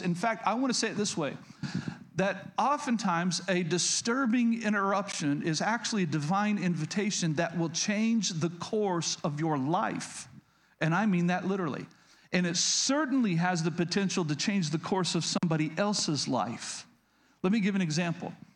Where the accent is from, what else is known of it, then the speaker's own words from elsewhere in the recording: Oklahoma, United States; moved away as an adult; also born or lived in DeMont, Indiana; I was born and raised in Oklahoma.